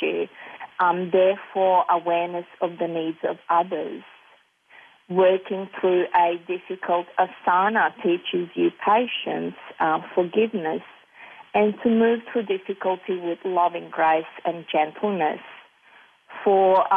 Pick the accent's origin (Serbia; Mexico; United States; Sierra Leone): Serbia; moved away; I was born and raised in Serbia and still have strong ties to the place through family and property.